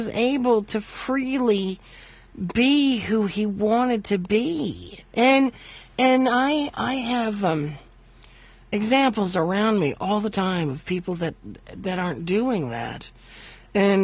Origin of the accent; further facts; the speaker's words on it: Valparaiso, Indiana, United States; I was born in August 7th, 1966, and my parents lived in Valparaiso, Indiana